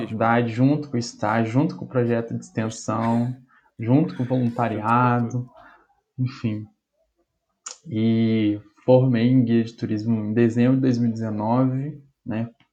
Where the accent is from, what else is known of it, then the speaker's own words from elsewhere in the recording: Bicas, Minas Gerais, Brazil; moved away as an adult; now in Juiz de Fora, Brazil; voltei para casa da minha mãe, na minha cidade, que eu sou de Bicas